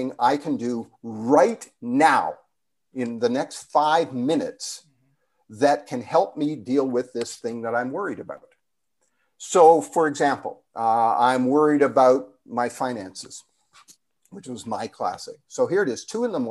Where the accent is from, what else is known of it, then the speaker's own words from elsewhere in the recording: Canada; moved away; being Canadian, I actually have dual citizenship, but anyway, the Canadian in me is still there